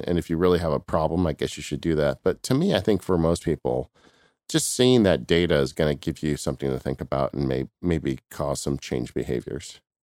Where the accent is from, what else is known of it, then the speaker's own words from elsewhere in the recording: California, United States; I'm from California